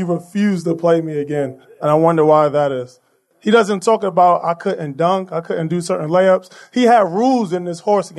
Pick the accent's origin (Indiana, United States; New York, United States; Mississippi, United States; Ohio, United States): New York, United States; New York City; I was born and raised in Brooklyn by my mother, grandmother, and my aunt